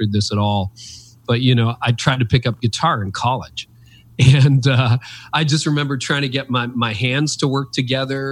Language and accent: English; Canada; I've lived in Canada my whole life.